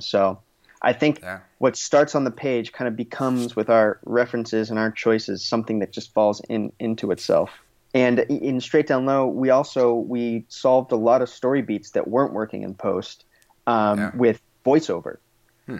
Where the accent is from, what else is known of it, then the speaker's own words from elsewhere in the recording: Los Angeles, California, United States; I grew up here in the greater Los Angeles area. I grew up in the Valley